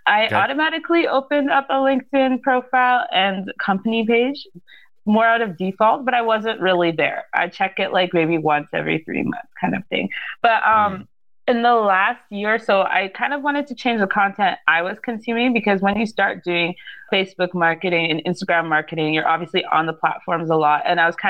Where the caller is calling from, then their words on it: Saskatchewan, Canada; I am coming from Saskatchewan, so we're right in the middle of Canada.